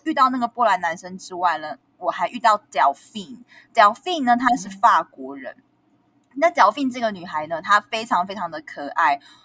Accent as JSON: {"language": "Chinese", "country": "Taiwan", "said": "对我们台湾人来说，当我们身在北欧的时候"}